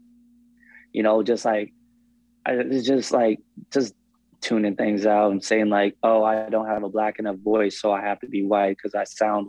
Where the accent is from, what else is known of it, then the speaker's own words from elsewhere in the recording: Portland, Oregon, United States; growing up in Portland